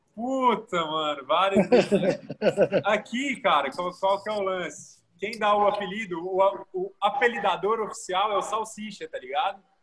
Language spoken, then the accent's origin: Portuguese; Goiânia, Goiás, Brazil; Eu sou daqui de Goiânia